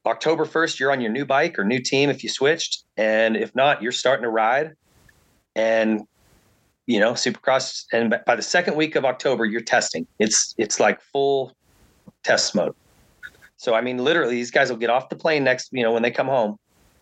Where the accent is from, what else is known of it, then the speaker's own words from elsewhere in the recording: United States; as an American